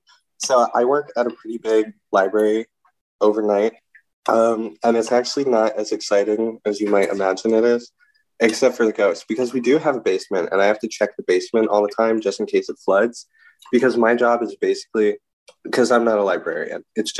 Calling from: Philadelphia, Pennsylvania, United States

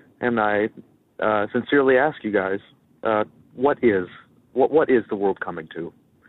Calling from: Rochester, New York, United States; from Rochester, New York, and I have a rather horrible, momentous occasion to bring to you guys.

